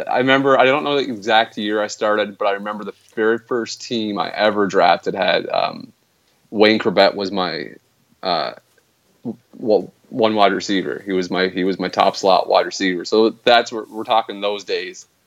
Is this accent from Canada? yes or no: yes; Canada; being Canadian